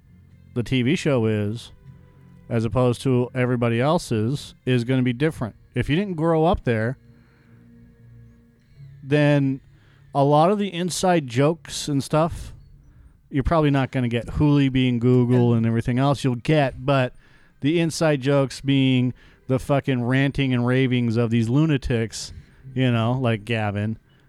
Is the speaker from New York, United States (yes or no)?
no; California, United States; just because I grew up in Silicon Valley, you know, and experienced some things